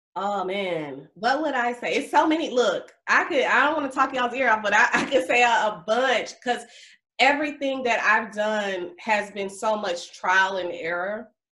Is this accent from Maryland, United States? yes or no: no; Mobile, Alabama, United States; moved away as an adult; now in Atlanta, United States; I'm a Alabama girl. I'm from Mobile, Alabama.